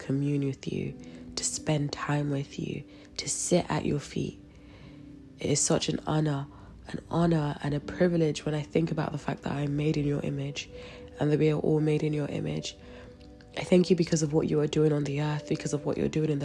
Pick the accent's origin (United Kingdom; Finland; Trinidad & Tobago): United Kingdom; London; I'm from London